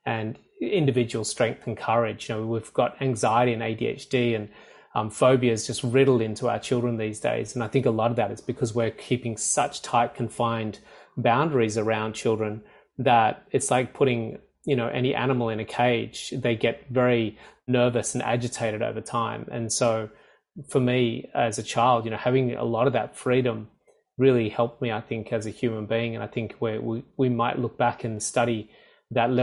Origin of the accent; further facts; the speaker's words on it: rural area about 2 hours outside Sydney, New South Wales, Australia; I'm from Sydney, Australia. I'm currently in Sydney, Australia. I grew up on a small country farm about 2 hours outside of Sydney